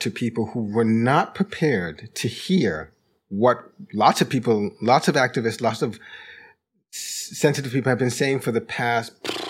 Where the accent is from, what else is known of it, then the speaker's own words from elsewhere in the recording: Jamaica; also born or lived in London; now in United States; haven't seen in my lifetime in the United States, and I haven't spent my whole life here. You know, I immigrated from Jamaica. Mm. I lived some time in London, but in my time in the United States